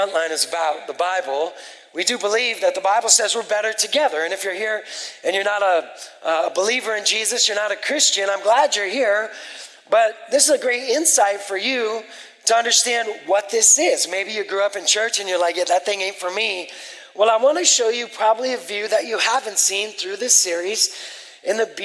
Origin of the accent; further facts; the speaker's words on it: West Coast, United States; I grew up on the West Coast as an atheist for 20 years